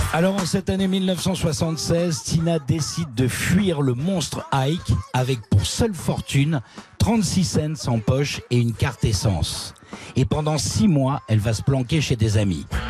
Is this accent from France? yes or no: yes; France; chez nous en France